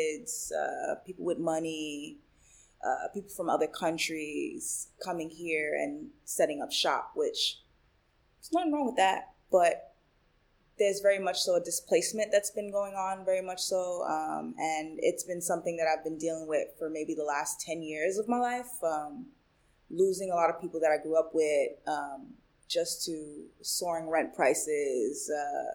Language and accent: English; New York City, New York, United States; first language Spanish; English is a second language; born and raised in Brooklyn. It's all I know